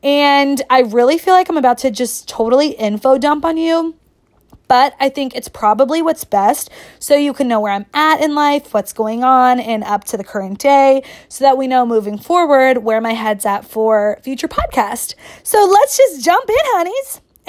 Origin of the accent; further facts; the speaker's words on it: Kentucky, United States; moved away as an adult; also born or lived in New York City; I'm from Kentucky. I was born and raised here. I've lived here 24 years. I graduated from the University of Kentucky.